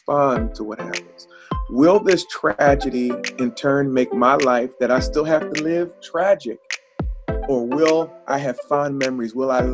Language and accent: English; New Jersey, United States; I'm from South Jersey